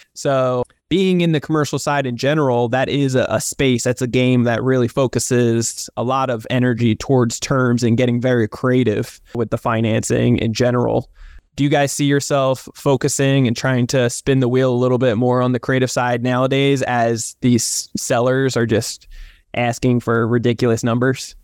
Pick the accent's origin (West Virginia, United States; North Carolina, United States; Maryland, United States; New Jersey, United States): New Jersey, United States; also born or lived in Southern California; now in California, United States; I'm from New Jersey originally